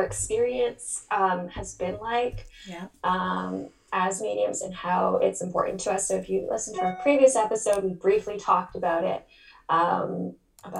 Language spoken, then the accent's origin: English; Ottawa, Ontario, Canada; now in Toronto, Canada; I'm originally from Ottawa. I live in Toronto.